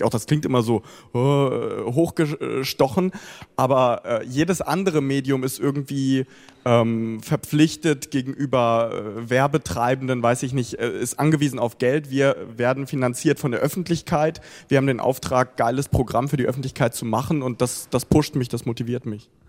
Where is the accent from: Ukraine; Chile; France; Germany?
Ukraine; born there; first language Russian; German is a second language; spreche auch dementsprechend Russisch, das ist meine Muttersprache. Ähm, verfolge auch, was in dem Land passiert oder in der gesamten Region. Die Ukraine interessiert mich natürlich auch als mein Geburtsland.